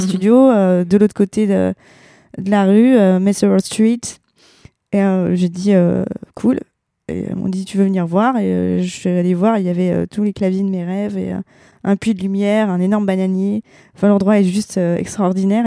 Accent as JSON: {"language": "French", "area": "the East", "region": "eastern France", "country": "France", "said": "on vient de l'Est"}